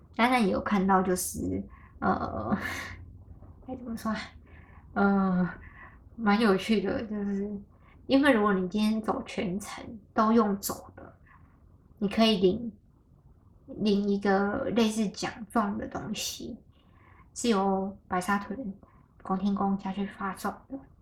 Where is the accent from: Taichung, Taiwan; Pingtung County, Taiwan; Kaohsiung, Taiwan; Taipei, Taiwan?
Taichung, Taiwan; 就回到台中了。 就回家我家乡了